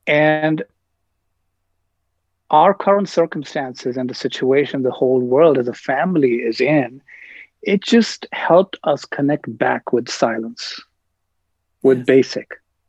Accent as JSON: {"language": "English", "town": "New Delhi", "region": "Delhi", "country": "India", "tie": "born or raised there", "lives_now": "Queens, United States", "said": "So I grew up in New Delhi, India. And then I grew up in Queens, New York."}